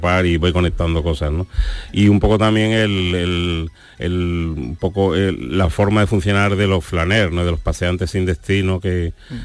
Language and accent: Spanish; Seville, Andalusia, Spain; also born or lived in San Fernando; Yo soy de San Fernando, o sea aunque llevo viviendo en Sevilla toda mi vida